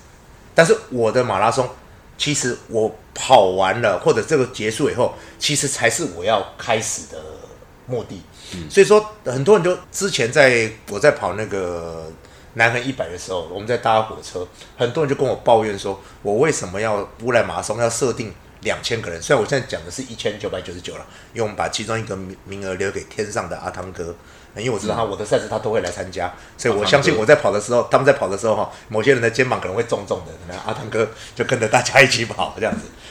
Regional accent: Budai, Chiayi County, Taiwan; 我知，我知，我知，我知，我我台湾人，我嘉义布袋，

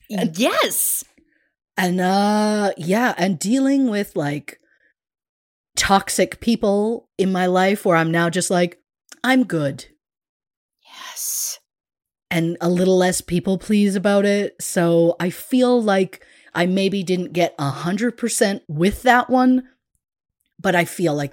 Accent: United Kingdom; I'm very British in the way of getting a compliment and being like, like just anything but accepting and hearing those words.

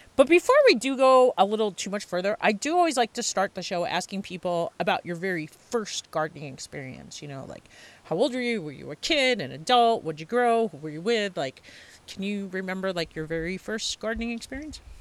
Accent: Long Island, New York, United States; I grew up on Long Island too

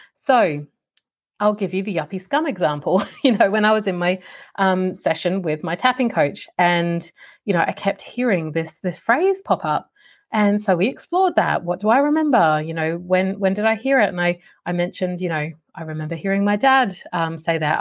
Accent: Australia; when I grew up in Australia

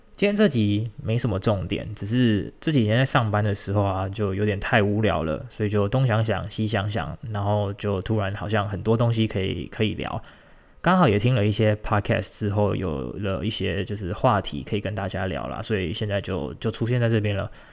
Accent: Tainan, Taiwan; 我是台南人，我住在台南

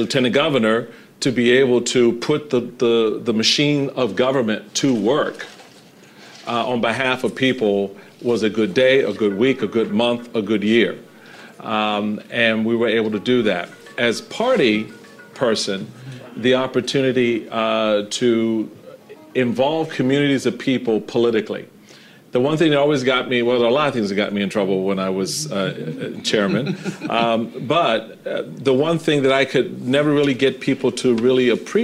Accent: Washington, District of Columbia, United States; growing up in Washington, D.C. This is my home. I grew up in Petworth

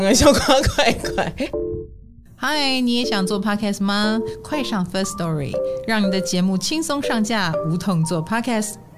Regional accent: Taiwan; 我们台湾人

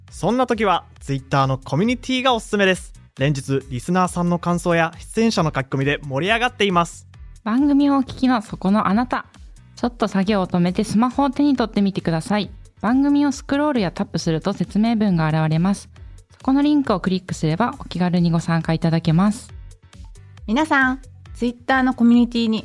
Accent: Kagoshima, Japan; いや私もあの鹿児島の出身

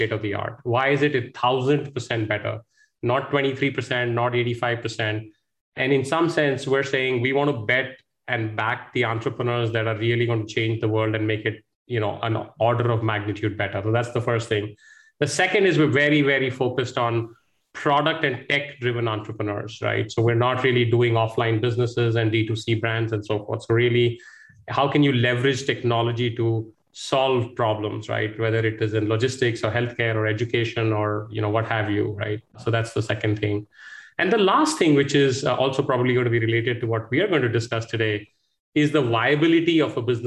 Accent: India; moved away as an adult; also born or lived in United States; I grew up in India here, went to one of the IITs, went abroad to the US, stayed there for about 14 years. Came back to India in 2007.

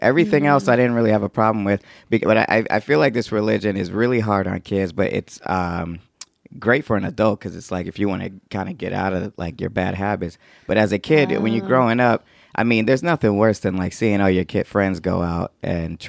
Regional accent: Atlanta, Georgia, United States; I'm from Atlanta. That's where I grew

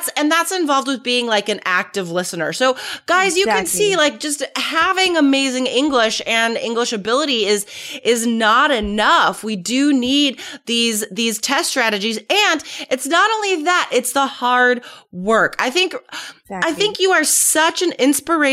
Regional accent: United States; I'm American

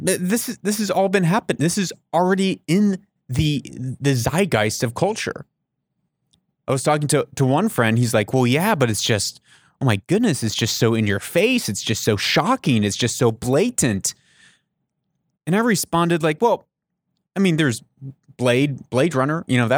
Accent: Papua New Guinea; I grew up in Papua New Guinea.

